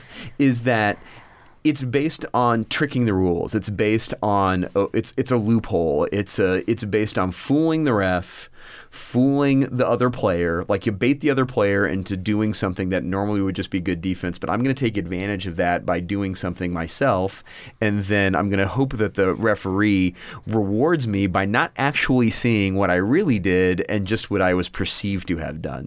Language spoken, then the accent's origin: English; Tucson, Arizona, United States; I grew up in Tucson, Arizona, and, uh, went to college here